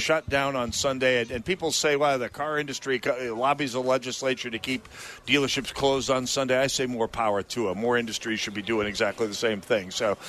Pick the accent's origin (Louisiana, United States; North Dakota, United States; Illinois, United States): North Dakota, United States; now in Minnesota, United States; I grew up in North Dakota